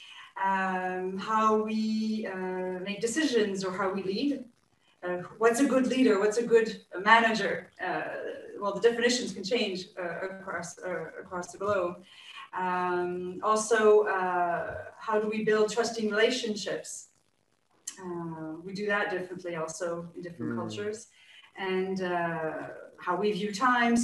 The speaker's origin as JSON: {"language": "English", "country": "Canada", "moved": "yes", "lives_now": "France", "said": "as a Canadian living in France"}